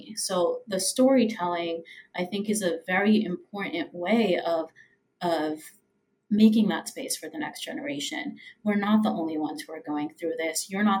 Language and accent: English; Puerto Rico; born there; I was born in Puerto Rico. I was born with … on my birth certificate.